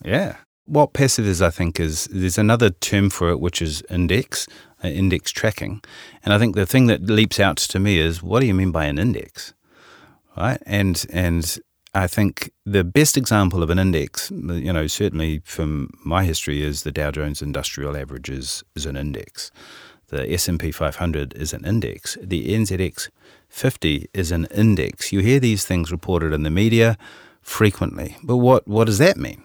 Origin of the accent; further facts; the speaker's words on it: Auckland, New Zealand; accent: Kiwi; you probably can tell from my accent, I'm a Kiwi. Uh, I was born in Auckland